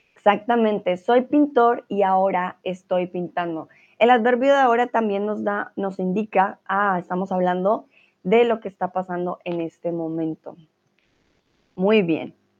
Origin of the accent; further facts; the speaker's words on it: Colombia; now in Germany; estoy en mi hogar en Alemania, ¿vale? Pero soy de Colombia.